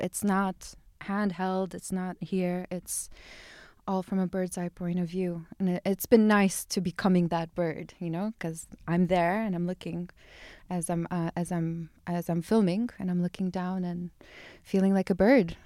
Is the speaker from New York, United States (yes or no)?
no; Chicago, Illinois, United States; moved away as an adult; also born or lived in eastern Siberia, Russia; now in Ibiza, Spain; I grew up in the States. I grew up in Chicago.